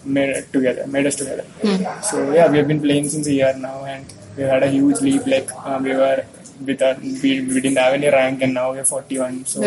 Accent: Kerala, India; I'm basically from Kerala

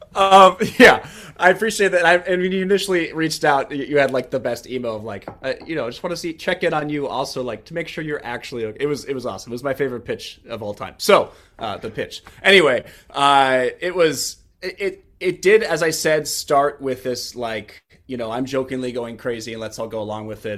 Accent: Kansas City, United States; moved away as an adult; now in Washington, D.C., United States; grew up in Kansas City

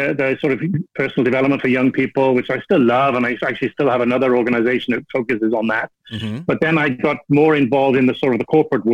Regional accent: Wales, United Kingdom; moved away as an adult; now in Borneo; I'm originally from Wales in the UK

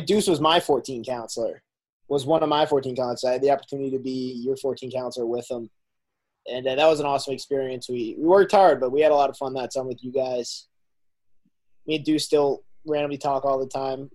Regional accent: Shrewsbury, Massachusetts, United States; moved away as an adult; also born or lived in Alabama; I'm from Shrewsbury, Massachusetts, and I just graduated from the University of Alabama

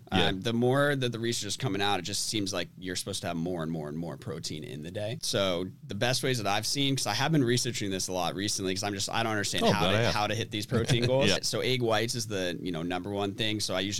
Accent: Andover, Massachusetts, United States; Andover, Mass. Yeah.

